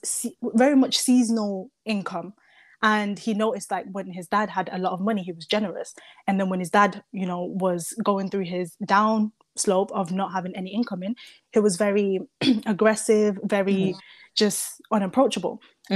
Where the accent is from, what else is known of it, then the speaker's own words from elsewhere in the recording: Zimbabwe; now in United Kingdom; the first half of my life, I was raised in Zimbabwe by mm-hmm. my dad